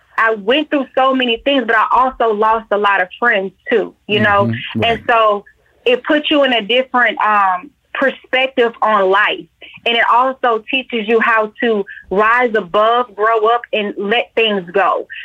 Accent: Atlanta, Georgia, United States; Georgia bred and born. I am from Atlanta, born at Georgia Baptist.

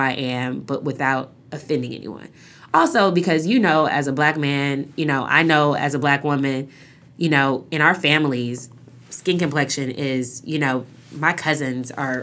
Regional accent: Seattle, Washington, United States; moved away as an adult; I grew up in Seattle

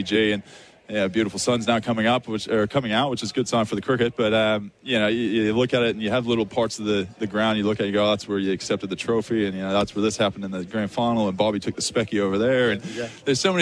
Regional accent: Texas Rangers hometown, United States; moved away as an adult; now in Australia; My hometown

